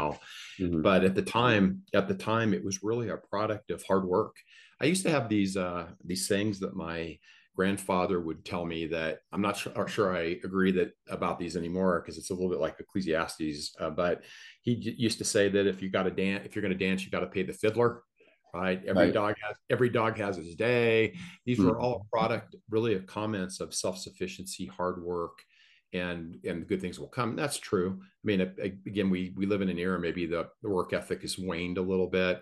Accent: Colorado, United States; I grew up in the United States in the state of Colorado

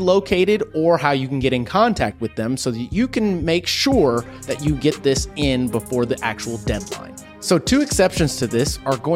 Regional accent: Texas, United States; as a Texan

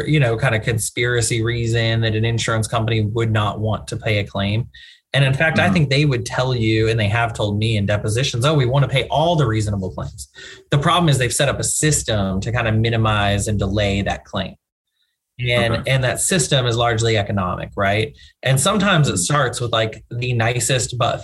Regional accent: East Texas, United States; also born or lived in Dallas; I'm from East Texas originally and then Dallas

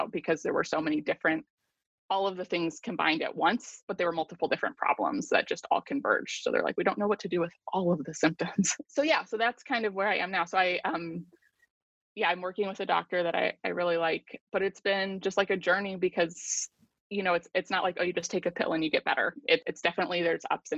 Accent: United States; an American who lives in a very prosperous society on the whole

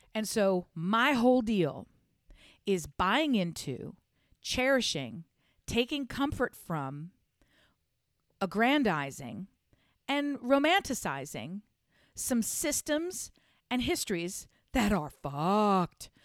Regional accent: United States; I'm an American

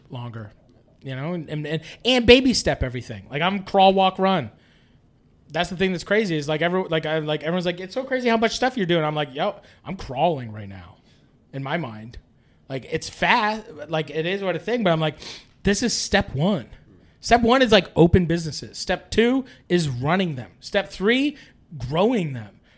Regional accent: Canada; I'm from Canada

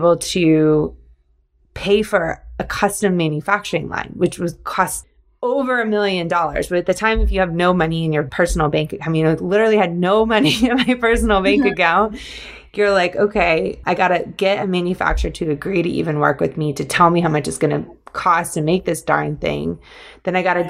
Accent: Georgia, United States; I grew up in Georgia.

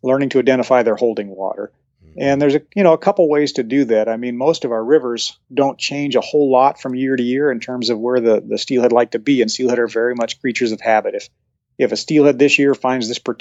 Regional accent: Henry's Fork, Idaho, United States; when I grew up on the Henry's Fork

